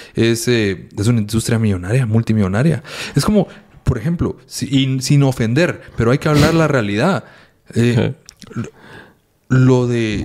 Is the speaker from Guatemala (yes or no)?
yes; Guatemala; como guatemaltecos